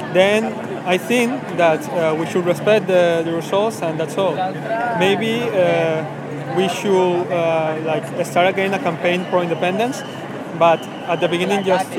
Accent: Ecuador; English is a second language; now in Spain; Well, I come from Ecuador.

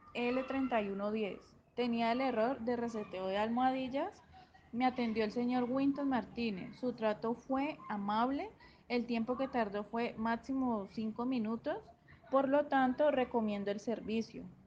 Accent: Colombia; soy de Colombia

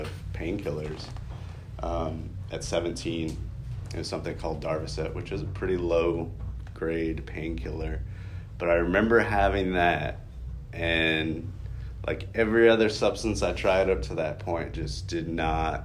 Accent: Lafayette, Louisiana, United States; I am originally from Louisiana. I was born in Lafayette

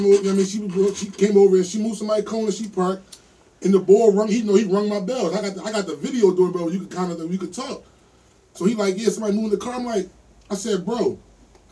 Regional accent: Philadelphia, Pennsylvania, United States; I'm from South Philadelphia.

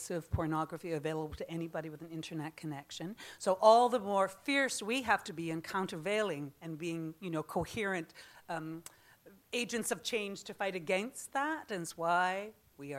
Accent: Canada; As a Canadian

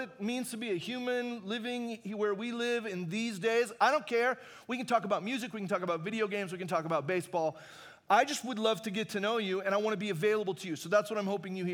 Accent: Arizona, United States; also born or lived in Long Beach, California / Hume Lake, California; now in Fullerton, United States; I grew up in Arizona.

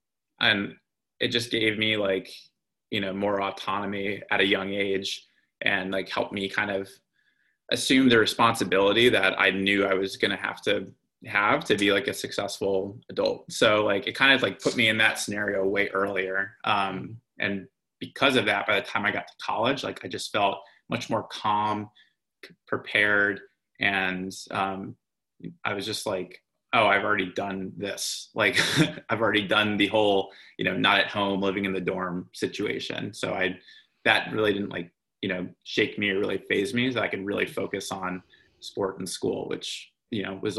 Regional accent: East Coast, United States; Growing up in the East Coast, like I always assumed that the Ivy League was sort of like the pinnacle of the student athlete experience.

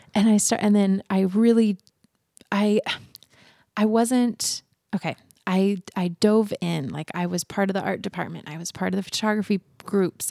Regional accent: Boise, Idaho, United States; also born or lived in Oregon; I was born and raised in Boise.

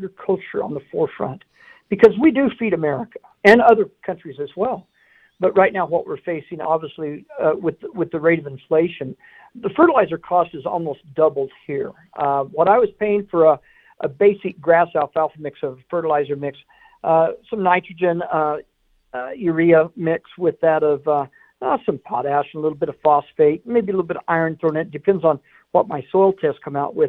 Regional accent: Bootheel of New Mexico, United States; moved away; I was raised in the Boot Hill of New Mexico, right on the frontera on the Mexican border

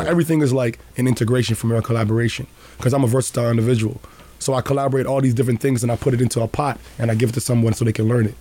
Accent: Toronto, Ontario, Canada; also born or lived in Juarez, Mexico; I grew up in Rexdale.

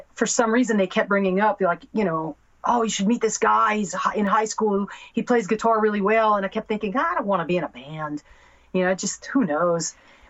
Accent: South Louisiana, United States; moved away as an adult; now in Los Angeles, United States; I grew up in South Louisiana, about as Cajun as you can get, further south than New Orleans.

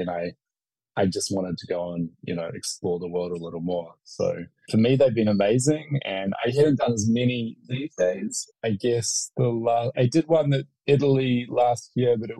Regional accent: New Zealand; myself as a New Zealander

